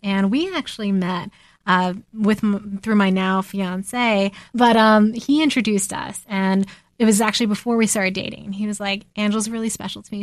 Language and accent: English; New Jersey, United States; growing up in New Jersey